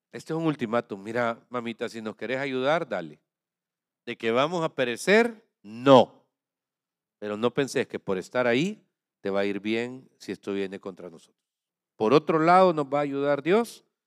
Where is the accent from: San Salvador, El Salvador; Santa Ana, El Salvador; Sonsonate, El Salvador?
Santa Ana, El Salvador; lo digo como santaneco salvadoreño